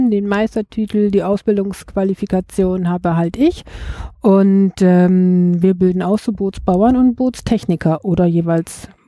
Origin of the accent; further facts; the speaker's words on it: Bremen, Germany; born there; Geboren in Bremen, Bremen-Nord